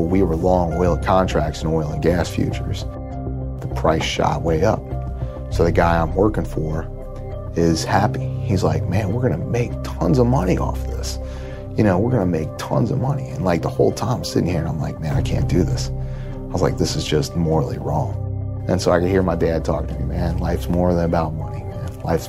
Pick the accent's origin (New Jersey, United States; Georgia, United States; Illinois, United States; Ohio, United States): Ohio, United States; Norwood; I grew up in Norwood, Ohio, blue collar town. We didn't have much money.